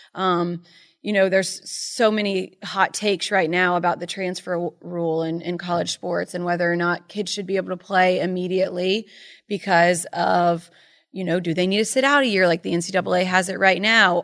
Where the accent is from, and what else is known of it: Charleston, South Carolina, United States; born or raised there; moved away as an adult; also born or lived in Myrtle Beach / Birmingham; now in Connecticut, United States